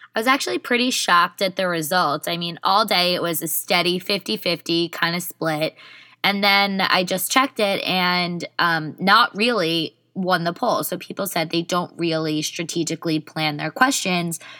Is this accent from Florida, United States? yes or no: no; Millburn, New Jersey, United States; I'm from Milburn.